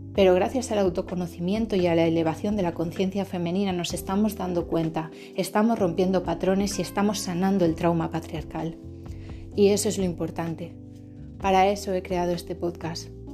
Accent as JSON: {"language": "Spanish", "region": "Basque Country", "country": "Spain", "said": "Yo provengo del País Vasco, de Euskadi"}